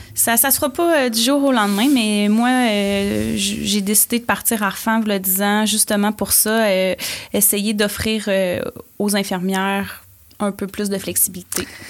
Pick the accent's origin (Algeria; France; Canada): Canada; Port-Cartier, Quebec; moved away as an adult; now in Quebec City, Canada; je suis une fille originaire de la Côte-Nord. Je viens de Port-Cartier. Ah oui. Donc, euh, j'ai grandi sur la Côte-Nord